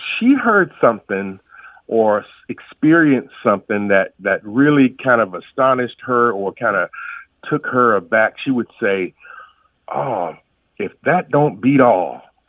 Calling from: Jacksonville, Florida, United States; Jacksonville, Florida.

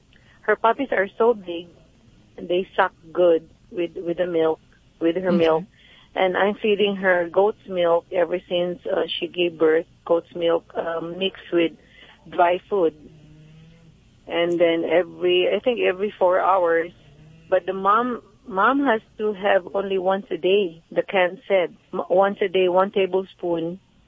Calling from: California, United States; from California.

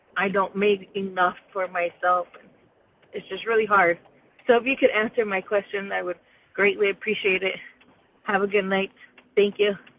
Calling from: Yuma, Arizona, United States; I'm calling from Yuma, Arizona.

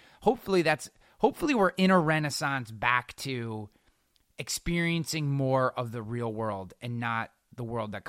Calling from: Albany, New York, United States; I work for the state. I'm coming from Albany, New York. We have 250,000 state workers here.

